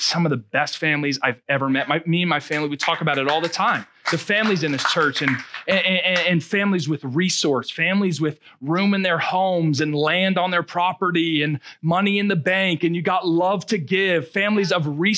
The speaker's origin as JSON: {"language": "English", "region": "Rhode Island", "country": "United States", "tie": "born or raised there", "moved": "as an adult", "lives_now": "Marshfield, United States", "said": "I'm from Rhode Island"}